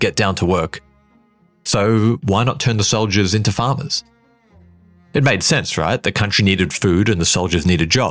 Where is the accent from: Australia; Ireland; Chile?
Australia; as an Aussie growing up